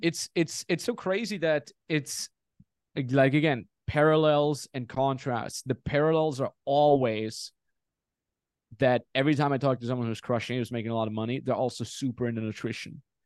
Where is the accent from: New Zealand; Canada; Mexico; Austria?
Austria; moved away; also born or lived in Los Angeles; Austria, my home country.